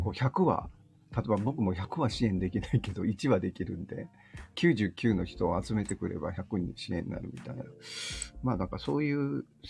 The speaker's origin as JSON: {"language": "Japanese", "region": "Osaka", "country": "Japan", "said": "もともとあの、大阪人なんで、僕は。"}